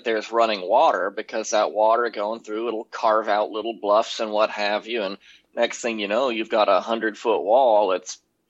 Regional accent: Texas, United States; moved away as an adult; now in Bolingbrook, United States; I'm from Texas

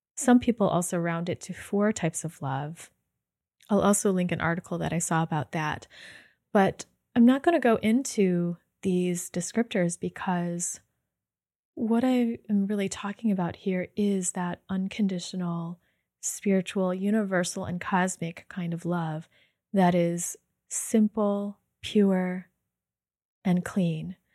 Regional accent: United States; in my upbringing, being Chinese American

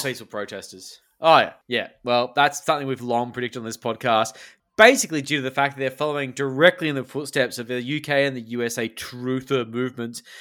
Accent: Australia; as an Australian

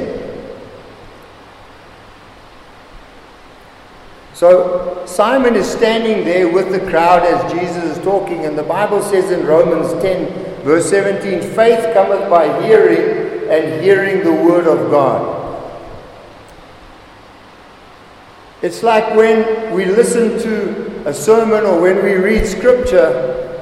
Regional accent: Zimbabwe; moved away as an adult; also born or lived in Namibia / Hillbrow, Johannesburg, South Africa; I come from Zimbabwe. Zimbabwe is a beautiful country

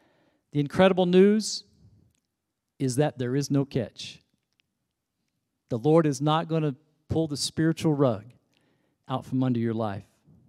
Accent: the Bible Belt, United States; You know, back in the day, I grew up in the Bible Belt.

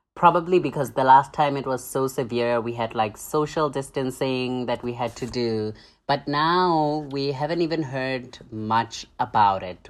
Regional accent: South Africa; moved away; am from Namthe, A K A South Africa

